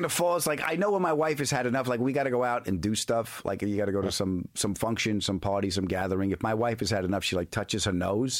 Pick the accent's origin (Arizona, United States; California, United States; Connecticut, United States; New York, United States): New York, United States; the dysfunction of what I grew up in. You know, 8 million people on a 26-mile island in New York.